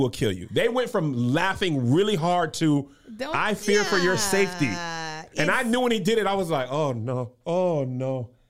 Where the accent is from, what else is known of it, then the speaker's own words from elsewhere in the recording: El Paso, Texas, United States; Literally, I grew up in El Paso and on military bases.